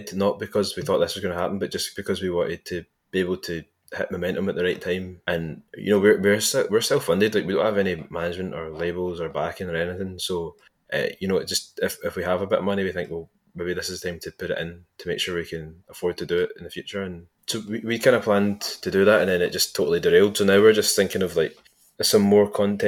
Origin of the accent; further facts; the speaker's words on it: Largs, Scotland, United Kingdom; I grew up in Largs